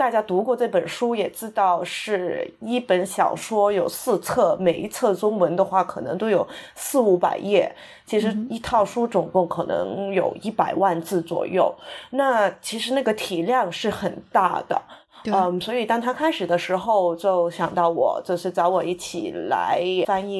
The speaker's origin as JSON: {"language": "Chinese", "country": "Hong Kong", "tie": "born or raised there", "first_language": "Cantonese", "second_language": "Chinese", "moved": "yes", "said": "我在香港出生长大，所以金庸的故事就是从小就已经在我这个生活的周围周围存在了。然后我是八十后"}